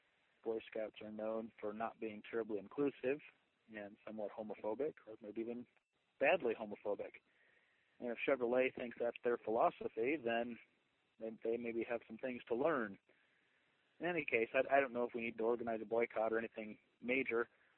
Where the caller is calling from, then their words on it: Indiana, United States; Hey, Dan. … I'm calling from Indiana.